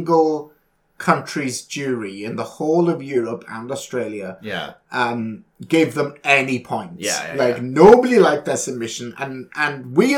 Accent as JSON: {"language": "English", "country": "United Kingdom", "tie": "born or raised there", "said": "I grew up with it in Britain"}